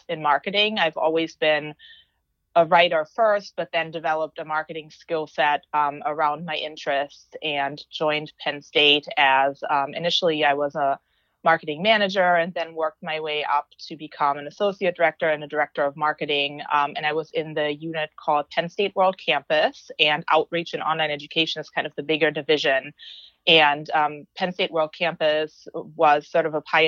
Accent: Germany; moved away as an adult; also born or lived in Green Bay, Wisconsin, United States; So I grew up in Germany with a Turkish father and a German mother.

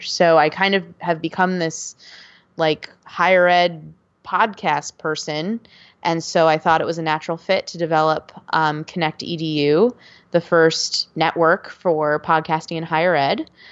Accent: Buffalo, New York, United States; moved away as an adult; now in North Carolina, United States; I grew up in Buffalo, New York

